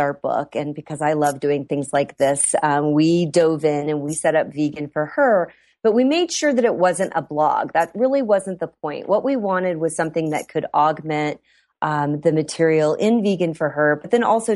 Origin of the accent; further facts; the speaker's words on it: Iowa, United States; I grew up in Iowa.